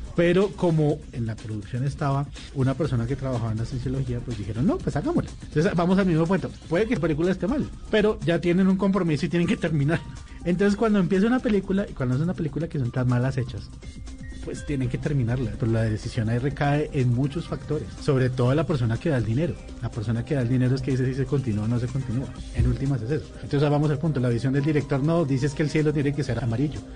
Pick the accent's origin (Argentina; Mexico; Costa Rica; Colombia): Colombia; nosotros como colombianos